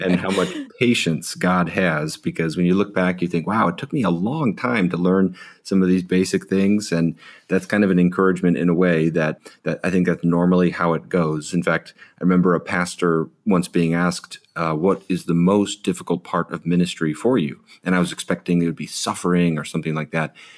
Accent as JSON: {"language": "English", "town": "Chicago", "region": "Illinois", "country": "United States", "tie": "born or raised there", "also_born_or_lived": "Sierra Madre, California", "moved": "yes", "lives_now": "Ojai, United States", "said": "I grew up in the Chicago suburbs"}